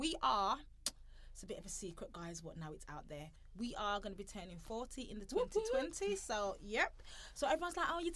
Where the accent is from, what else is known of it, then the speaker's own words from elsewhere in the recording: Birmingham, West Midlands, United Kingdom; we're from Birmingham. We're two Afro-Caribbean ladies